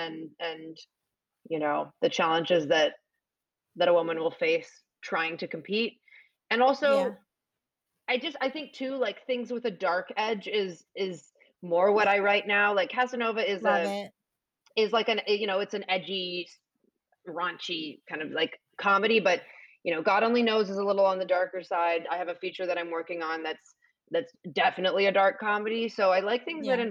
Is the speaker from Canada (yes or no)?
yes; Canada; accent: Canadian; moved away; I'm Canadian